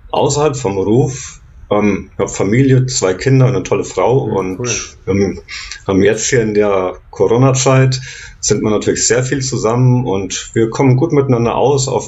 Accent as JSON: {"language": "German", "town": "Giessen", "region": "Hesse", "country": "Germany", "said": "Da komme ich her, aus Gießen in Hessen."}